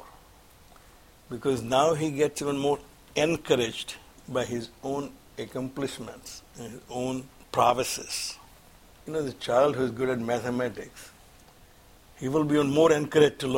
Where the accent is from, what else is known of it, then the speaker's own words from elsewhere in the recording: India; moved away; We have more Gita classes and the Bal Vihar classes here in this country than when I was growing up in India